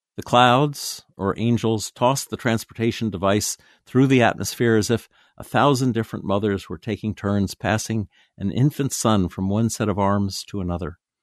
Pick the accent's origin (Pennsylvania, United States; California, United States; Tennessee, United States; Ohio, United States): Tennessee, United States; my hometown in Tennessee